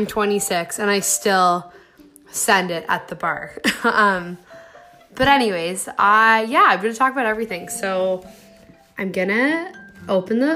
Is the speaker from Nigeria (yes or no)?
no; Stratford, Ontario, Canada; I'm from Stratford, Ontario